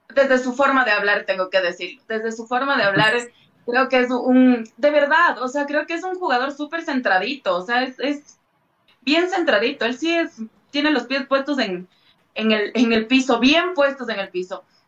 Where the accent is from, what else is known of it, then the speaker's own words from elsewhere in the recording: Ecuador; como ecuatoriana